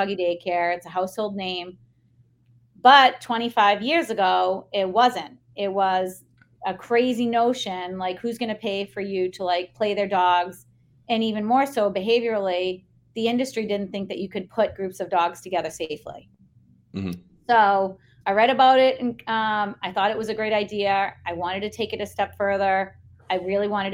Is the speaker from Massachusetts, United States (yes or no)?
yes; South Shore, Massachusetts, United States; I'm a South Shore kid